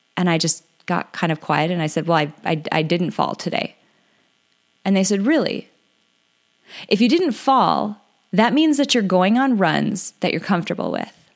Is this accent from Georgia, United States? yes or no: no; North Dakota, United States; I'm from North Dakota